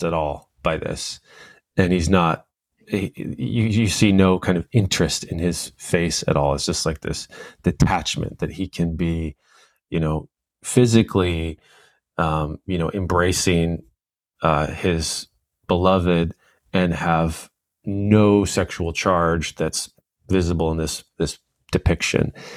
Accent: Southern California, United States; the culture I was raised in in Southern California

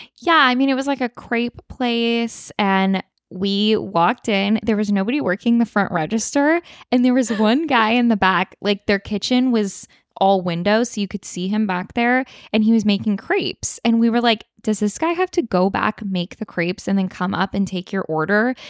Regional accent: Sacramento, California, United States; I'm like from Sacramento area

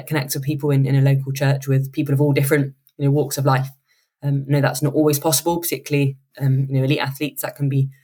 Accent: United Kingdom; we're quite British

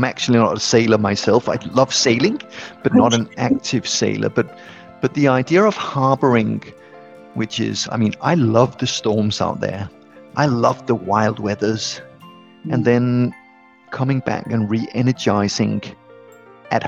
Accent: Copenhagen, Capital Region of Denmark, Denmark; I grew up in Copenhagen, and I lived away from Copenhagen for 8 years as a young adult, and then I came back.

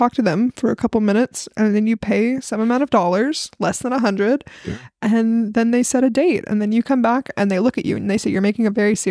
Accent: Southern, United States; accent: Southern; my accent comes out more often

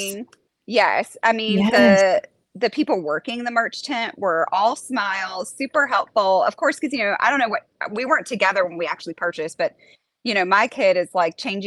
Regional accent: Wilmington, United States; Brittany and I were growing up in Wilmington

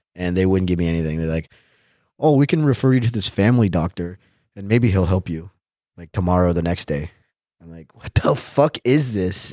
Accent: United States; moved away as an adult; now in Germany; as an American

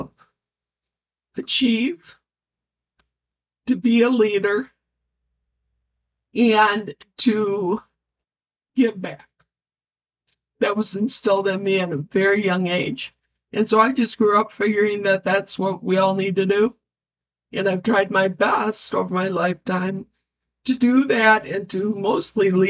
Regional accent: Grand Rapids, Michigan, United States; I was born in Grand Rapids, raised here, lived on the North End my whole life.

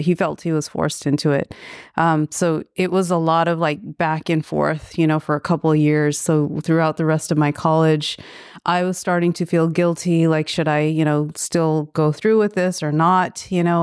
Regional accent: Daly City, California, United States; also born or lived in Vallejo; I grew up in Northern California in the Bay Area. Yeah, I was, um, born in Daly City.

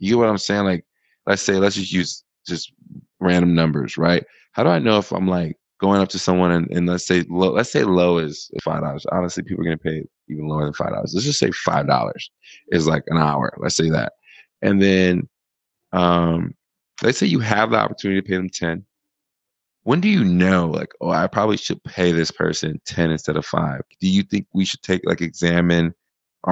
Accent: United States; now in Thailand; as an American

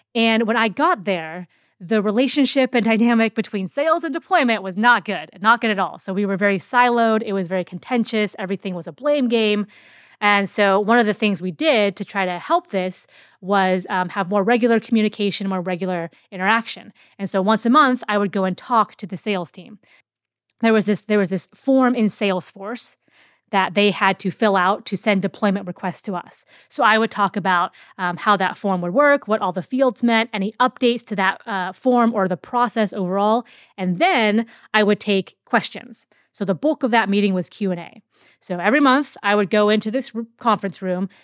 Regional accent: Seattle, Washington, United States; I'm from Seattle

